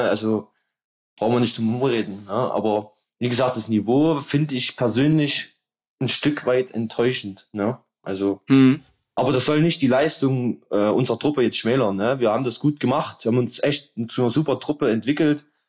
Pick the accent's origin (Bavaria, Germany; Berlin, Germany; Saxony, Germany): Saxony, Germany; Meerane; Merane damals, da wo ich herkomme